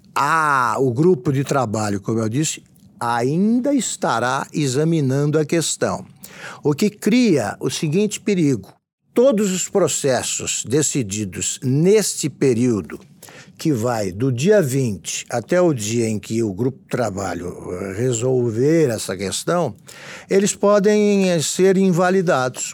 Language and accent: Portuguese; Taquaritinga, São Paulo, Brazil; Taquaritinga, que é a cidade onde eu nasci